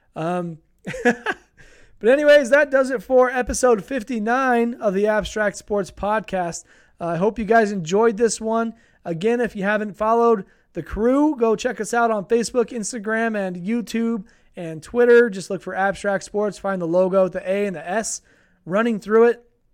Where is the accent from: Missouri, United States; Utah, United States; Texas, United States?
Utah, United States; here in my hometown, we're a couple hours away from a city that has the Utah Jazz. It's called Salt Lake City